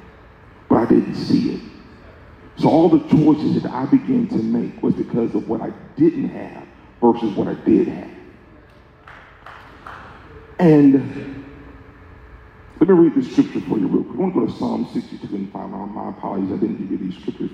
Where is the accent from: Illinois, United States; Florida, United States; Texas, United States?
Florida, United States; Pensacola; now in Kansas City, United States; the church I grew up in Pensacola, Florida, fantastic church